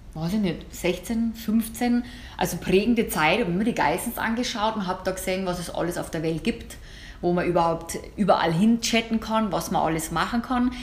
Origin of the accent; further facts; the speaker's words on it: Germany; bei uns in Deutsch oder in Deutschland